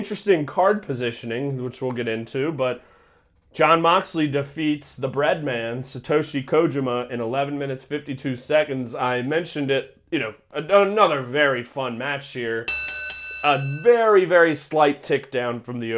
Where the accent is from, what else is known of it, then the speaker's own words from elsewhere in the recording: Northern Kentucky, United States; I grew up in Northern Kentucky, but same area.